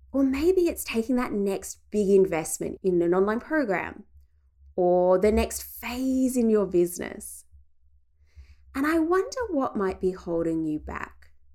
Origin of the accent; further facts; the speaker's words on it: regional Victoria, Australia; my hometown in regional Victoria